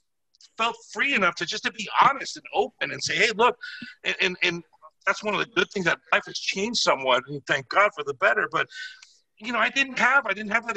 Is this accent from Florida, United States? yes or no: yes; Miami, Florida, United States; I'm from Miami. I'm just crazy, you know, Latin guy.